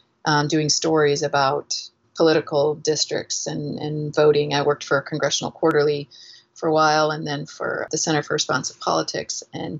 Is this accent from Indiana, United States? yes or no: yes; Indiana, United States; also born or lived in Seneca, Kansas / Missouri / Arizona; I was born in Kansas in a little small town called Seneca, and spent a lot of my youth in the Midwest. I went to school through high school in Indiana, a little bit of time in Missouri